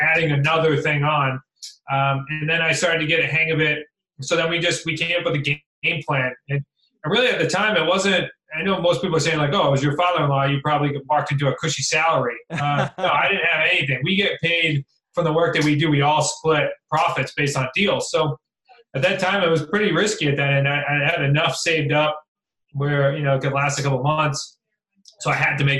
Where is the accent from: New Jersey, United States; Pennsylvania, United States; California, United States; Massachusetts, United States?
Massachusetts, United States; Central; moved away as an adult; also born or lived in Worcester / Newport, Rhode Island; I was from Central Mass.